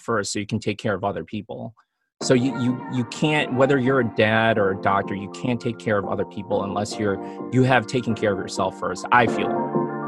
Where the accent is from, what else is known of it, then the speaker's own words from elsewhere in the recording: Chicago, Illinois, United States; now in Los Angeles, United States; I grew up in Chicago